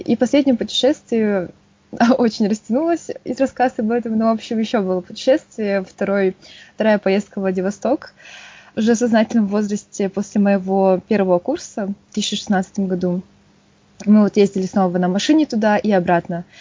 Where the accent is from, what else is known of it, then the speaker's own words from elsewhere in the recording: Yakutsk, Sakha Republic, Russia; Я из Якутска, столица Республики Саха. Там родилась, всю жизнь прожила